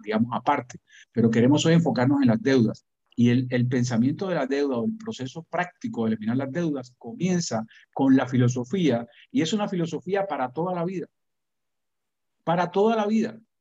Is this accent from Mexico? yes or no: no; Cuba; now in United States; que yo experimenté siendo niño en Cuba